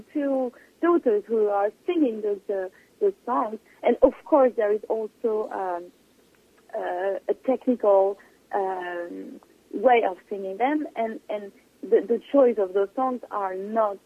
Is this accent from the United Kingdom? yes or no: no; near Le Havre, Normandy, France; I was born in Normandy